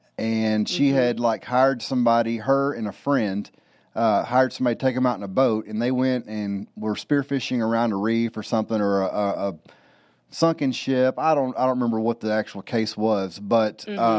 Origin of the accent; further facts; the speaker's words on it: Southeast Texas, United States; I grew up in Southeast Texas, and you know, in the Gulf of Mexico, basically. We were about 15 minutes from the beach on the Gulf of Mexico